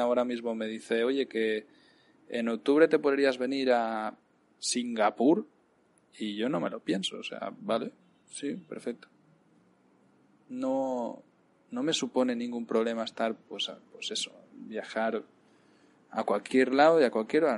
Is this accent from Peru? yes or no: no; Cardeo, Catalonia, Spain; moved away as an adult; also born or lived in Palacagüina, Nicaragua; now in Nicaragua; irme a, a Cardeo, mi pueblo